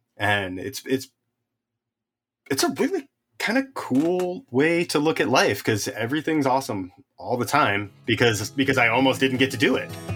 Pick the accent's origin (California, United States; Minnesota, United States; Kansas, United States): California, United States; the Sierras; I grew up in the Sierras